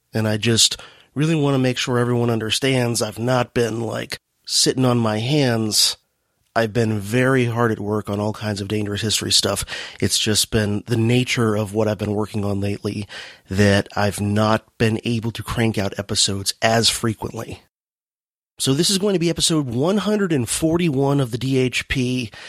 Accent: Miami, Florida, United States; also born or lived in Dade County, Florida / Broward County, Florida; now in St. Augustine, United States; I grew up in South Florida. I grew up in Dade County and then Broward County. I was actually born in Miami.

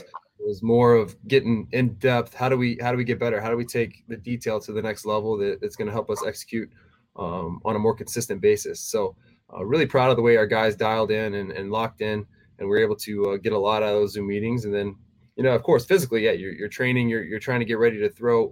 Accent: Texas, United States; moved away as an adult; also born or lived in Tennessee; my hometown, you know, back in Texas

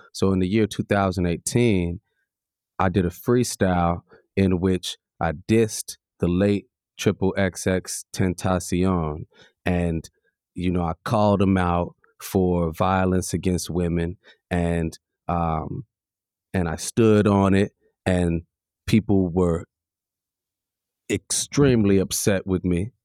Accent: Chicago, Illinois, United States; I come from Ghanaian heritage and a white mother and I'm from the south side of Chicago

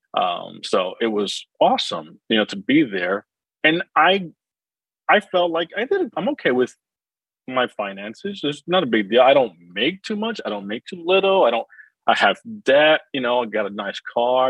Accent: New Jersey, United States; I grew up in New Jersey

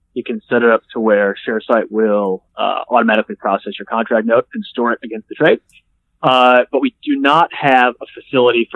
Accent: United States; accent: American; moved away as an adult; also born or lived in Toronto; now in Australia; as an American living in Australia

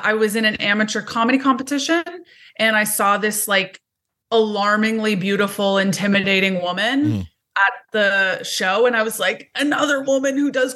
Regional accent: Montreal, Quebec, Canada; moved away as an adult; now in Toronto, Canada; I'm from Montreal. Originally from Montreal, so that's where I was born and raised. But I've been in Toronto for 15, 16 years, maybe

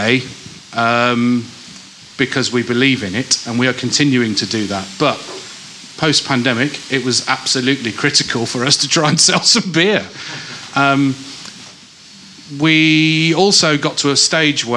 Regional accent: Rural Northamptonshire, East Midlands, United Kingdom; now in Manchester, United Kingdom; where I grew up in the East Midlands

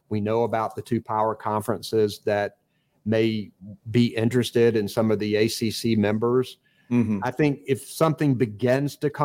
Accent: Eastern North Carolina, United States; I grew up in Eastern North Carolina, and East Carolina is a bedrock institution there

